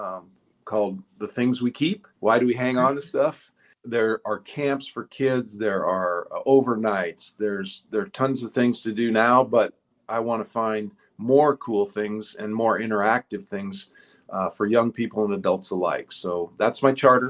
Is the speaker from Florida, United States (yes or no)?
no; Ashland, Nebraska, United States; moved away as an adult; my hometown